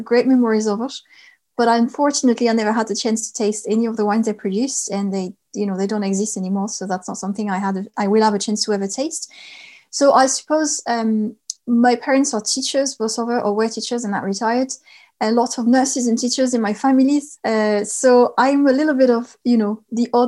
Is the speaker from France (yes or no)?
yes; Lot-et-Garonne, Nouvelle-Aquitaine, France; I grew up in the southwest of France in a region called the Lot-et-Garonne.